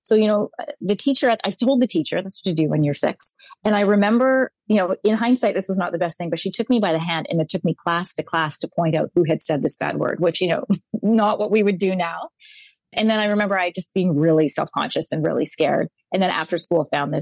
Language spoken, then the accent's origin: English; Brooks, Alberta, Canada; also born or lived in Sri Lanka / California / Saskatchewan; we were growing up in Brooks, Alberta. I was one of the only brown kids